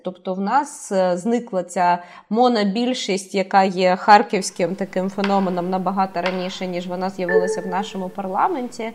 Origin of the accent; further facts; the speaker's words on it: Kharkiv, Kharkiv Oblast, Ukraine